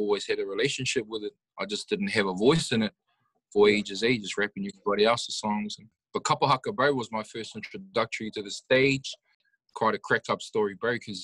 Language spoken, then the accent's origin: English; Hastings, Hawke's Bay, New Zealand; I'm a hip-hop artist from the Hawke's Bay at East Coast. The East Coast, Hastings and Flaxmere is a suburb where I grew up